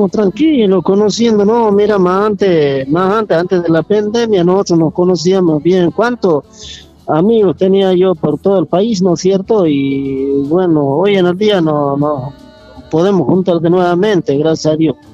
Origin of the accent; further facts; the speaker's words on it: Casira, Jujuy, Argentina; yo vengo de Casira, donde realmente eh, se trabaja todo de ollas de barro, se trabaja ollas tradicionales que se hace Casira